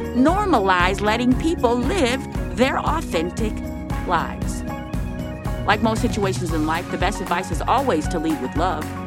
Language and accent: English; Minneapolis, Minnesota, United States; North Minneapolis. That's my hometown